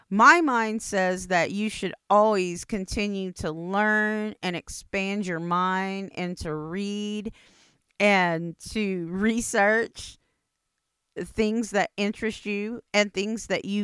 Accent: United States; It's just like, Indians don't make anything easy. I'm Indian, I know.

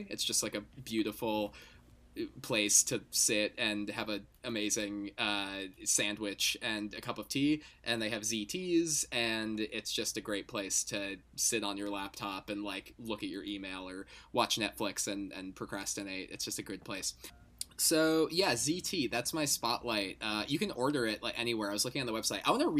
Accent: New Jersey, United States; I am from New Jersey, and I'm in New Jersey right now. But for a couple months in fall of 2020, I was spending time in Texas because I was working down there for a little bit.

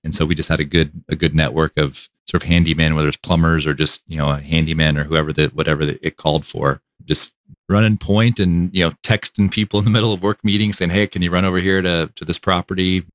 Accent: Austin, Texas, United States; born and raised in Austin

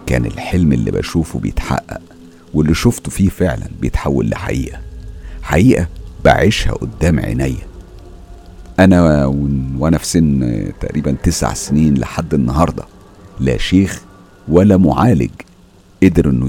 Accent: Biskra, Biskra Province, Algeria; من الجزائر وبالضبط من ولاية بسكرة

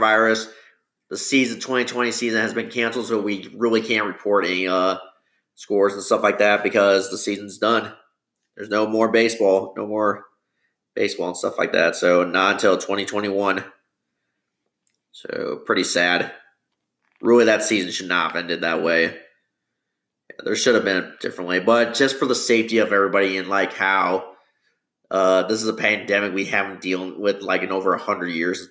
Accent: Bloomington, Illinois, United States; It's my hometown, Bloomington Normal

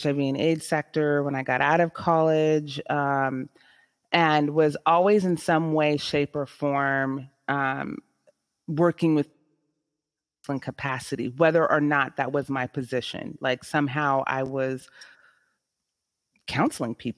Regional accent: San Jose, California, United States; I am born and raised in San Jose, California

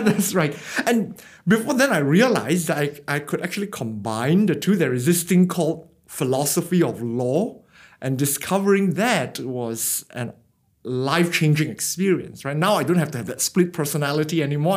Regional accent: Penang, Malaysia; moved away as an adult; now in Australia; I grew up in Penang, a tropical island in the northern region of Malaysia. So I did my schooling there.

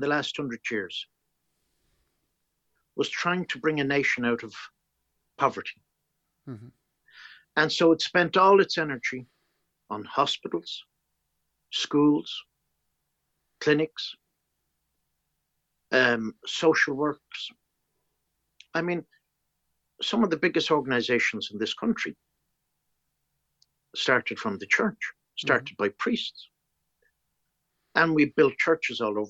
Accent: Ireland

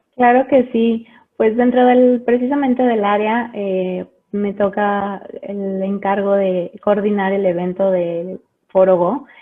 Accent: León, Guanajuato, Mexico; also born or lived in Mexico City; yo nací en la Ciudad de México hace 35 años. Eh, pero bueno, me vine muy chica a vivir aquí a la ciudad de León, Guanajuato, entonces soy leonesa y guanajuatense de corazón.

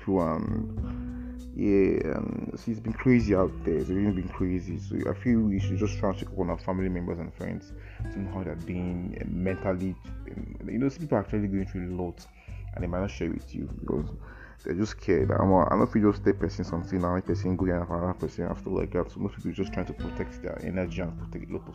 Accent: Nigeria; to live in Nigeria is not easy actually. To be a Nigerian, even as a Nigerian, it's not easy as well too

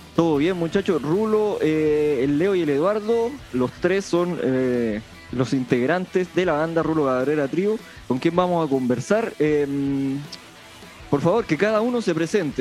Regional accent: Punitaqui, Coquimbo, Chile; en Punitaki, en mi pueblo

